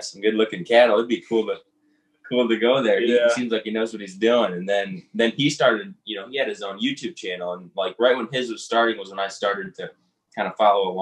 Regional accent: Southern Michigan, United States; moved away; I'm originally from Michigan, Southern Michigan, right on the Indiana border. I grew up in a small town

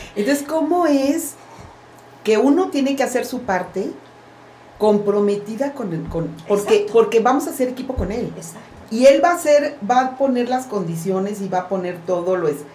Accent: Veracruz, Mexico; crecí en Veracruz donde pues no se veía

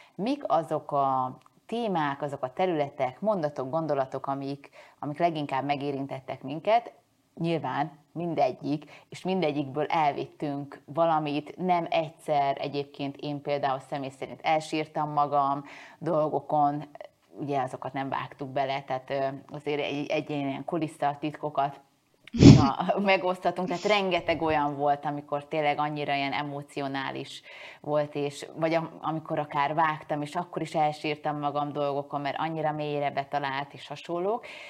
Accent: Hungary; én most magyar vagyok-e, ha elköltözöm

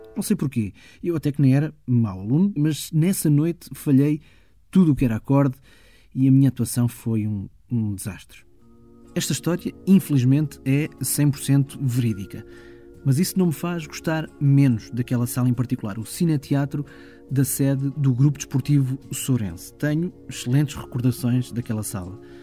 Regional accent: Ponte de Sor, Alentejo, Portugal; na minha terra

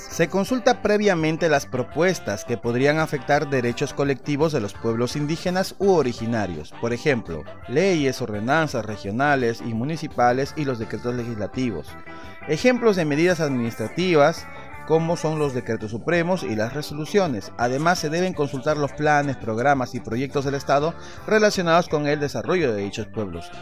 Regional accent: Peru; soy original del Perú

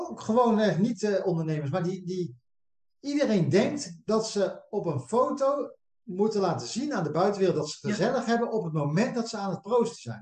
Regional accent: Westland, South Holland, Netherlands; wij komen uit het Westland, hè, hier onder Den Haag.

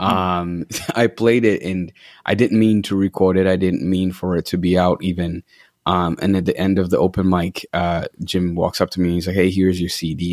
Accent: Uganda; moved away as an adult; also born or lived in Washington D.C., United States; now in Kenosha, United States; I'm from Uganda, born and raised

